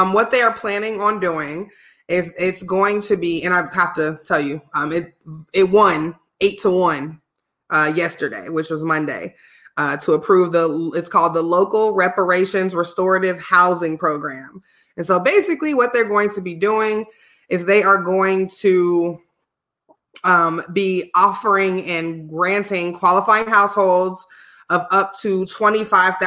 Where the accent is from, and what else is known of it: Illinois, United States; born or raised there; moved away